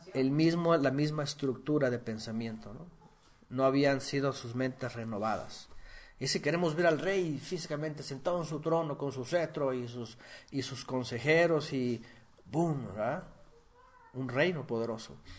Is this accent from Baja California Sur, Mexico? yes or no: no; Guerrero, Mexico; Allá en mi pueblo, en Guerrero, hay gente que come sangre.